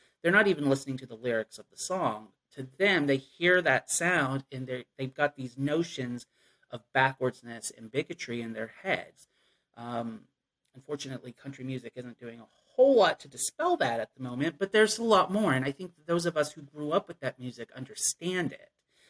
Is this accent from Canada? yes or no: no; Appalachia, United States; I definitely found myself missing the cultural aspects of growing up in Appalachia and in a rural area.